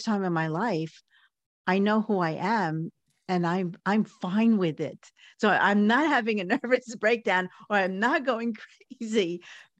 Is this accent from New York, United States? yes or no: yes; New York City, New York, United States; growing up in Coney Island in the, you know, in the 40s, 50s, 60s, even the 70s